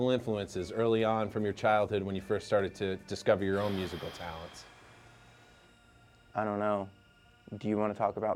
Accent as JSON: {"language": "English", "region": "Virginia", "country": "United States", "said": "I'm from Virginia."}